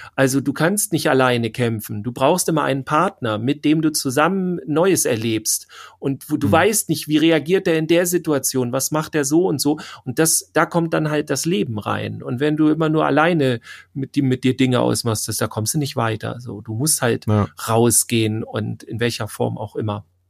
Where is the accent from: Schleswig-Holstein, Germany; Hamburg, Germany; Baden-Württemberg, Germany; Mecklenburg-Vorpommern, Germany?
Schleswig-Holstein, Germany; Wir kommen aus Schleswig-Holstein